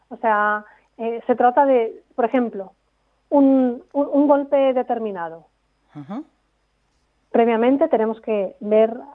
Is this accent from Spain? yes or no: yes; Castile and León, Spain; accent: Segovian; así hablando con gente de península ya es más difícil, me sale mi acento de verdad.